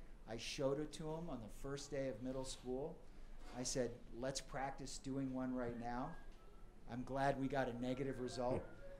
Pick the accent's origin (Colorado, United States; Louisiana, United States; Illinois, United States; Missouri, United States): Colorado, United States; Aspen; Growing up in the Aspen community, you know, there's affluent families, there's a open-minded sort of liberal lifestyle.